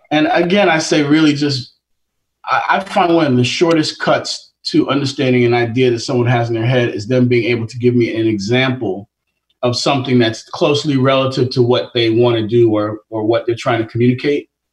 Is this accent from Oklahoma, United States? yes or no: no; New York, United States; I grew up in Queens in Jamaica